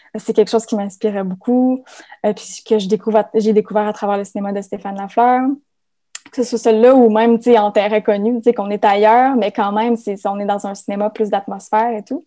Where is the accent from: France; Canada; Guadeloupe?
Canada; Témiscamingue, Quebec; moved away as an adult; ma terre natale